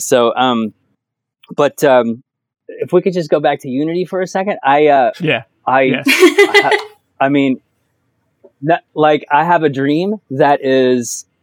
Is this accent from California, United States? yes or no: no; New York, United States; growing up in New York and listening to Hot 97